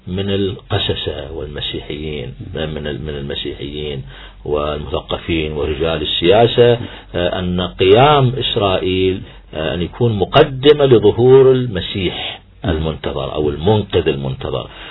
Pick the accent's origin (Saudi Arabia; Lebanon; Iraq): Iraq; إحنا كعراقيين